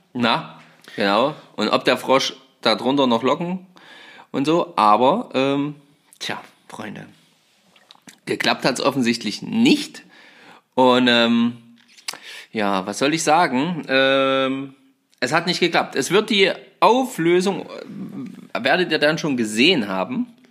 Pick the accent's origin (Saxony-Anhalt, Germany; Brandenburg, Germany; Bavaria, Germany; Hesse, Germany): Saxony-Anhalt, Germany; bei uns in Sachsen-Anhalt